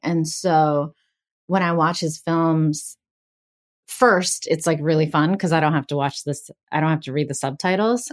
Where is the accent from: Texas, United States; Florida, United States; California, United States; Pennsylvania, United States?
Pennsylvania, United States; Greensburg; first language Bengali; now in Los Angeles, United States; I'm from Greensburg, Pennsylvania, which is a town about, uh, over an hour east of Pittsburgh